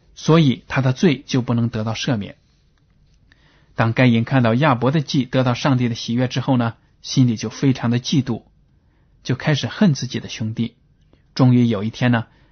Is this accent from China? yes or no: yes; China; 连我们中国人都应该认识耶稣基督，知道耶稣是上帝。